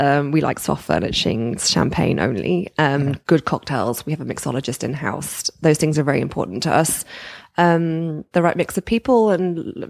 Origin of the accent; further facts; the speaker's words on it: United Kingdom; So I guess once again, since we are British, we don't do things like this.